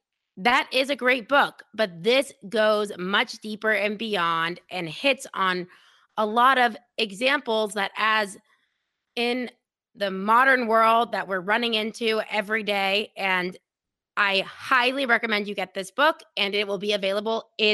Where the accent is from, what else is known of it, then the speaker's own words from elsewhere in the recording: Dallas, Texas, United States; But it like made no sense, me being this girl from Dallas going to Binghamton.